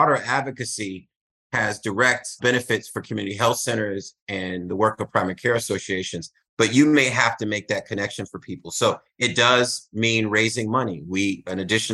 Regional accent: Boston, Massachusetts, United States; my Black community that I grew up here in Roxbury, Massachusetts, in Boston

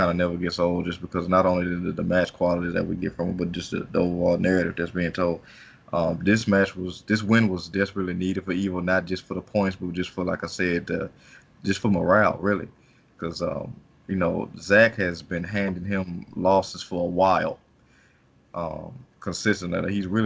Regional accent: United States; As an American

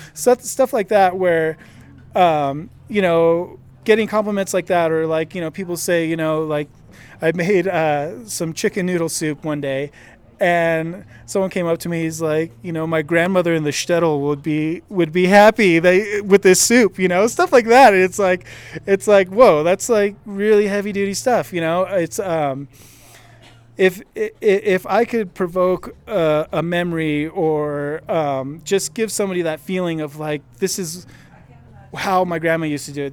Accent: Fullerton, California, United States; I'm from Fullerton in Southern California

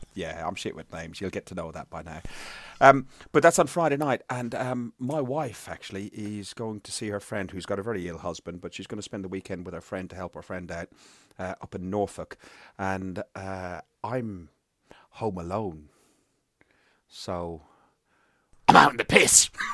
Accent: Ireland; I'm Irish

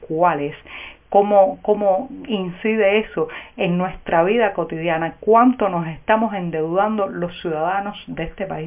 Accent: Cuba

